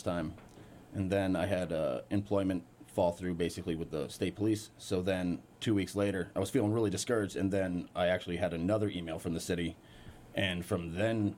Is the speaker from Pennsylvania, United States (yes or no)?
no; Lanesborough, Massachusetts, United States; also born or lived in Southern California; Moved here right before third grade, lived in Lanesboro pretty much my entire childhood